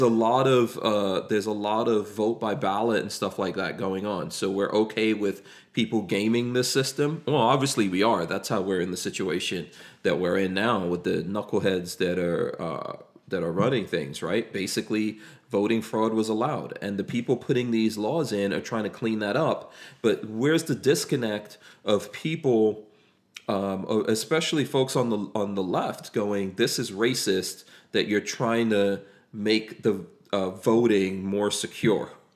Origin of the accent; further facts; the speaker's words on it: United States; growing up in America in the 80s